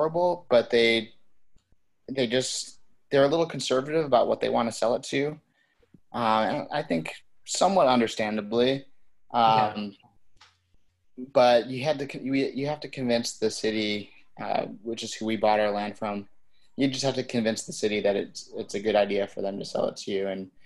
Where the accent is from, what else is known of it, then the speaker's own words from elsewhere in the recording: Detroit, Michigan, United States; also born or lived in Chicago; I'm originally from the Detroit area